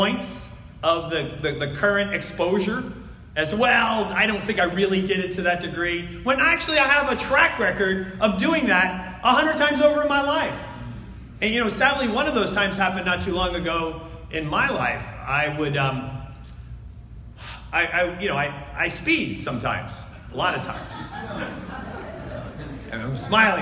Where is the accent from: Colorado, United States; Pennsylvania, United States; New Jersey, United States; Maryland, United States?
New Jersey, United States; I'm from New Jersey.